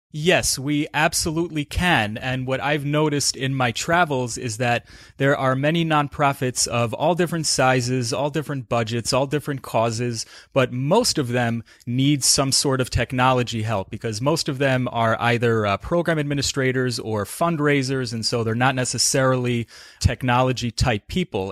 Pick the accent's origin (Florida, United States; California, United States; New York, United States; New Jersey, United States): New York, United States; South Salem; I'm originally from, uh, northern Westchester County